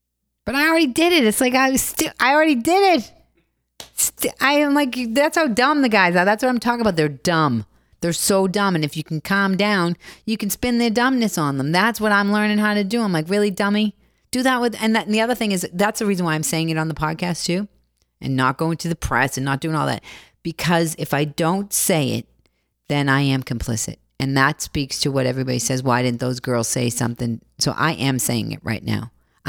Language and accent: English; Boston, Massachusetts, United States; I come from Boston and I don't know anything and I'm broken.